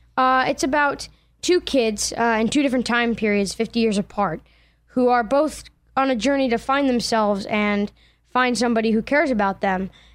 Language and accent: English; Allentown, Pennsylvania, United States; I'm from Allentown, Pennsylvania